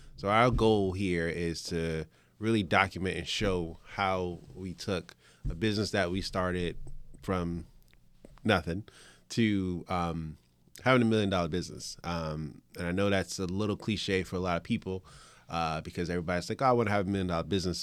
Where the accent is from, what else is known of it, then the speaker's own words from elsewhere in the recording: Richmond, Virginia, United States; also born or lived in New York; I was born in New York, but I grew up, uh, in Richmond, Virginia